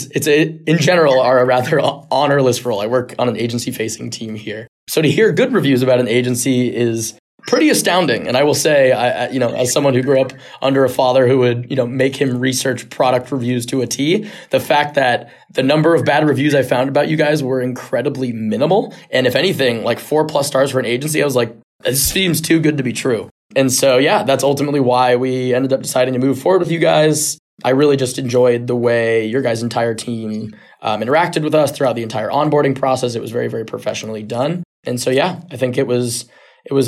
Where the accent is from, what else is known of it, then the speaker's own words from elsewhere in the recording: San Diego, California, United States; I grew up in San Diego